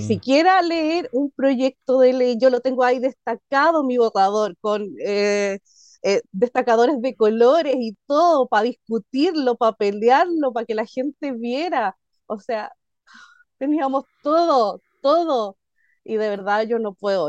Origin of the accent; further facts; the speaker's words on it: Chile; soy chilena